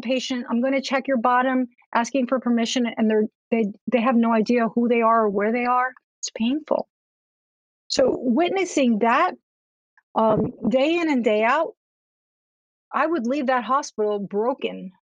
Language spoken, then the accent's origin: English; Cuba; I'm also Latin American. I'm from Cuba.